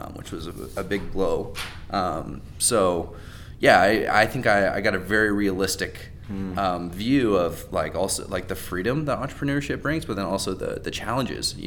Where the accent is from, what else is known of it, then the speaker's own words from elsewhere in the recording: Raleigh, North Carolina, United States; I grew up in Raleigh, which is, you know, very entrepreneurial market